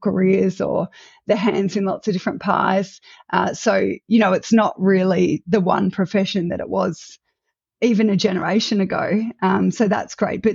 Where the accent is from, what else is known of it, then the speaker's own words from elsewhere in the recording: Melbourne, Victoria, Australia; I am Australian born and bred. So coming to you from Australia, I grew up in Melbourne and spent most